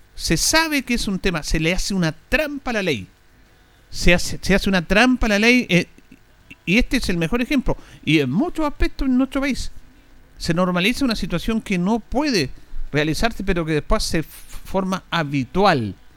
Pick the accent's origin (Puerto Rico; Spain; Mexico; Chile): Chile; Somos especialistas los chilenos